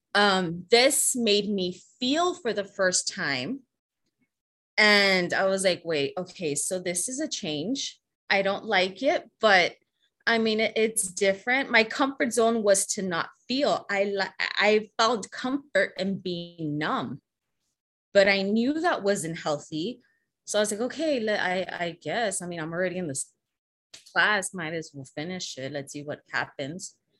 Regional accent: Laredo, Texas, United States; also born or lived in San Antonio, Texas; I was born in San Antonio, Texas, but was raised in Laredo, Texas

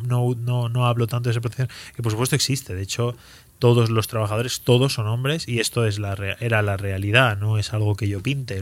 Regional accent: Spain; also born or lived in Andalusia; yo voy ahí como español y de repente descubro que a lo mejor tan español no soy

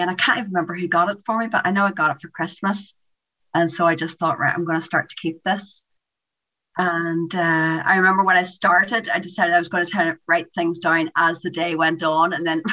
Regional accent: Newry, Northern Ireland, United Kingdom; also born or lived in Holywood, County Down; I grew up in Hollywood, which is a really nice area on the outside of Belfast

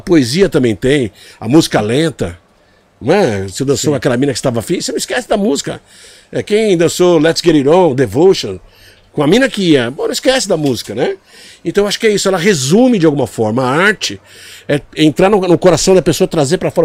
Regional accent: Brazil; a primeira vez que eu saí do Brasil

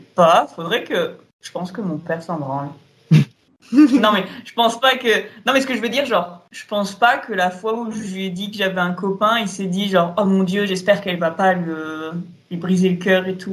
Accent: Auvergne-Rhône-Alpes, France; on vient de Rhône-Alpes, donc la vallée du Rhône

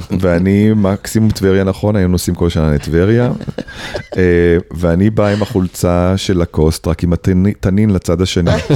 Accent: Tel Aviv-Yafo, Tel Aviv District, Israel; also born or lived in Tzahala, Tel Aviv; אחרי שהייתי ההוא מצהלה, עכשיו הייתי ההוא מיפו

